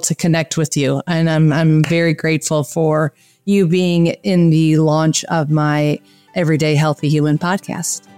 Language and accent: English; Michigan, United States; moved away; also born or lived in Wisconsin; I was born in Michigan and I, uh, lived in Wisconsin